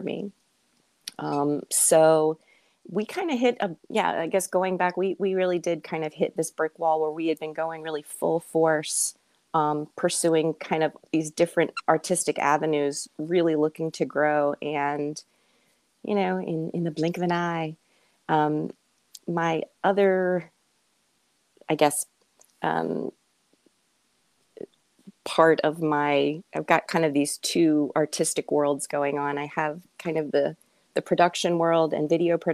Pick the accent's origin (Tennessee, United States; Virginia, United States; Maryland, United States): Virginia, United States; Richmond; also born or lived in Winchester, Virginia; I'm from Richmond originally